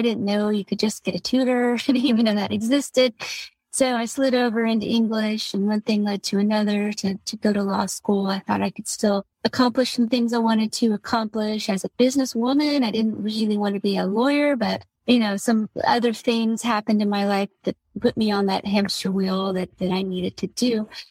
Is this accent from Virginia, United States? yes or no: no; Houston, Texas, United States; One is when I was a teenager, I'm from Houston